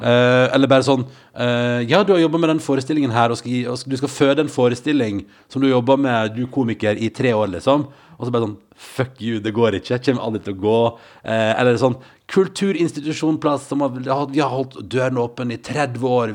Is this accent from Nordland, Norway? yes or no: no; Førde, Vestland, Norway; moved away as an adult; now in Oslo, Norway; da jeg vokste opp i Førde